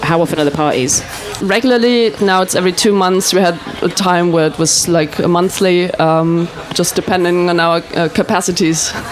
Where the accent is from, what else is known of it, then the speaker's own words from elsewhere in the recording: Trier, Rhineland-Palatinate, Germany; English is a second language; also born or lived in England; I'm from Germany too. I'm from Trier small town